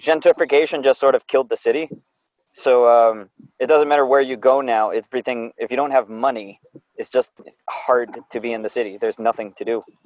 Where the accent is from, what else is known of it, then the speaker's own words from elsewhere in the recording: Dunwoody, Georgia, United States; moved away; I lived right up there inside the perimeter. So like yeah, uh, Dunwoody High School.